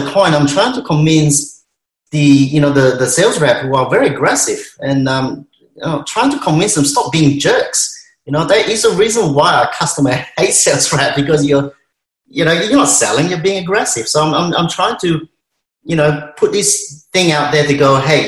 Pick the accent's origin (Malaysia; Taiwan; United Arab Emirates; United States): Malaysia; now in Melbourne, Australia; I'm Malaysian Chinese